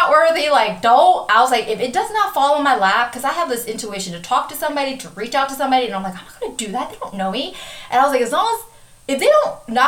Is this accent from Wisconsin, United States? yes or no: yes; Wisconsin, United States; I'm from Wisconsin.